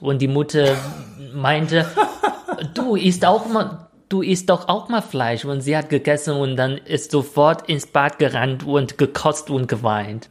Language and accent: German; China; German is a second language; moved away; ich als Chinese